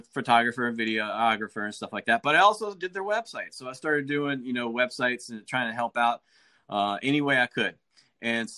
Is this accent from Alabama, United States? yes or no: yes; Athens, Alabama, United States; moved away; I grew up in Athens, Alabama